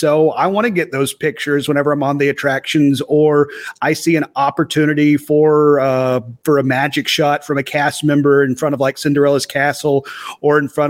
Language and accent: English; Knoxville, Tennessee, United States; They found out I'm from Knoxville.